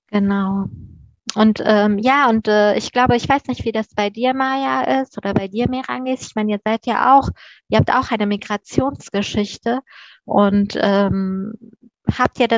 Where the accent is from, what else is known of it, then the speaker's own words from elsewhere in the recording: Afghanistan; born there; das ist ein persischer Name, ich bin in Afghanistan geboren und ich äh, stehe auch voll und ganz zu dem, wer ich bin.